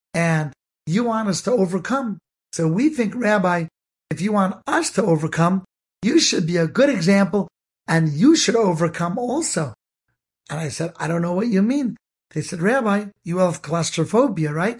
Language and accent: English; Cleveland, Ohio, United States; I grew up in Cleveland, Ohio